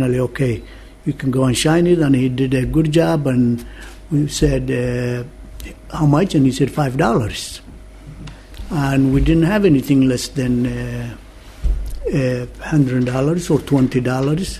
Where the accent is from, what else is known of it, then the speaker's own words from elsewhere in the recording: Borama, Somaliland, Somalia; I come from Borama, so therefore I'm a different clan than the one in Hargeisa